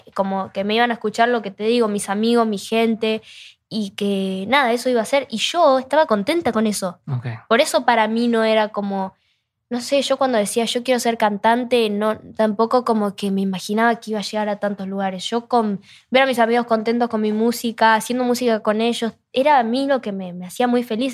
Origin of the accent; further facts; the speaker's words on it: Rosario, Santa Fe, Argentina; yo soy de Rosario